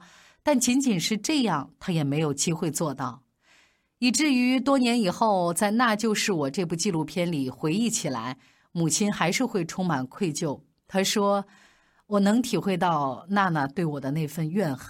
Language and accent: Chinese; China; 而最让我们中国人骄傲的是，二零一一年的法网。